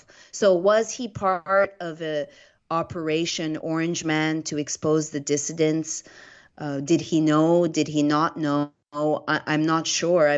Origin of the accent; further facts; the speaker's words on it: Canada; now in Florida, United States; I come from Canada